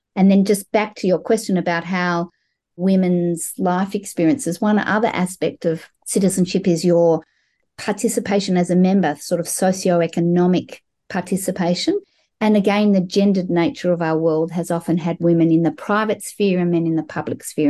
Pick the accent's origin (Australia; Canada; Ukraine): Australia; Melbourne, Victoria; I grew up in Melbourne, Australia, as a sixth generation Australian Jewish person